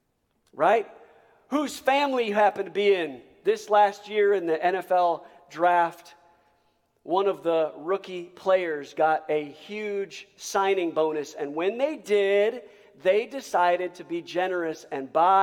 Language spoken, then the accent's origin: English; United States; as an American